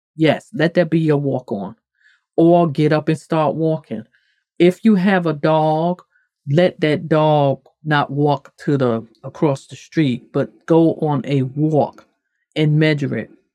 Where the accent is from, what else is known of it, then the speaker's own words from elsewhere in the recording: the North, United States; moved away; I'm from the North